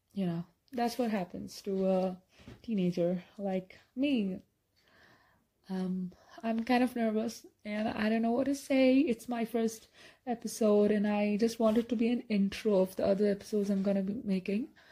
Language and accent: English; India; I'm from India